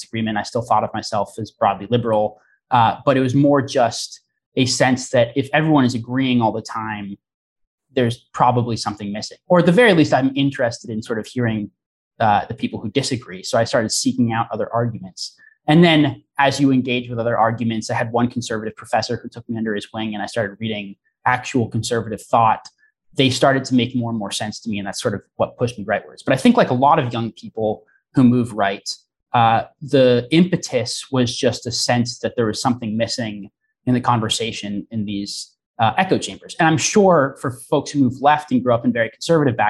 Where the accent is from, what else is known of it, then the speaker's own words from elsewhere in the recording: Portland, Oregon, United States; I am from Portland, Oregon